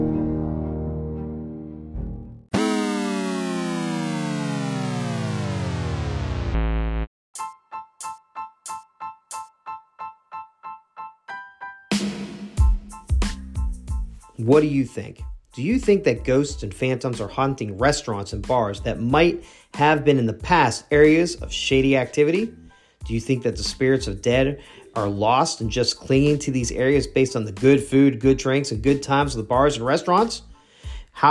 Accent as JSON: {"language": "English", "region": "North Carolina", "country": "United States", "tie": "born or raised there", "said": "my home state of North Carolina"}